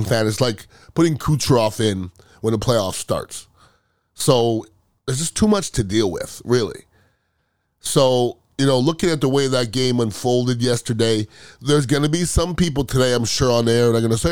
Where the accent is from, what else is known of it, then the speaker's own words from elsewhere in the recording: Montreal, Quebec, Canada; I'm from Montreal, Canada.